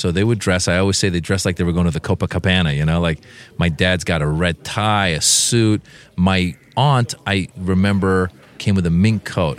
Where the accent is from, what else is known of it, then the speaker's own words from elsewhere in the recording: Marin County, Northern California, United States; also born or lived in Iran; I grew up in Marin County, Northern California. It's a very affluent area. But the people that lived there tended to be, at the time, very subtle in their wealth.